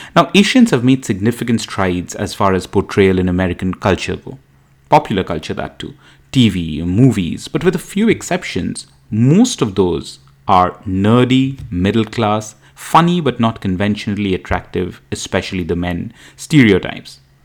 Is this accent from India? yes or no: yes; India; now in United States; as an Indian immigrant in the US